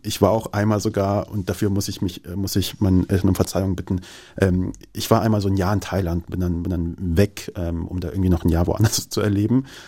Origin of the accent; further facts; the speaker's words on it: Kassel, Hesse, Germany; also born or lived in Kabul, Afghanistan / Moscow, Russia / Kyiv, Ukraine; Ich bin in Kassel aufgewachsen